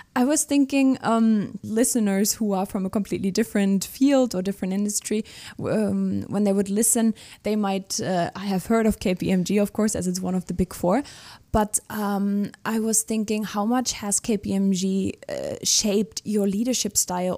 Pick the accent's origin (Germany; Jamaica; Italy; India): Germany; I'm from Germany.